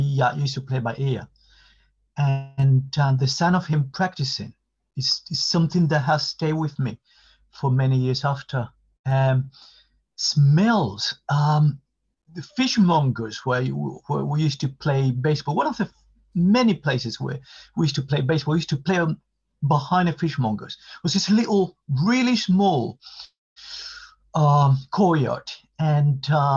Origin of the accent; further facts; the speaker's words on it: Havana, Cuba; English is a second language; moved away as an adult; now in London, United Kingdom; I was born in Havana, downtown Havana, what we call Central Havana